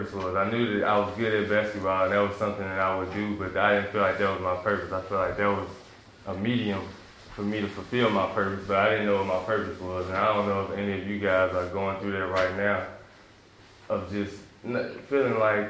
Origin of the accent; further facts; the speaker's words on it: Memphis, Tennessee, United States; also born or lived in New York City; me and my family, we moved to Memphis, Tennessee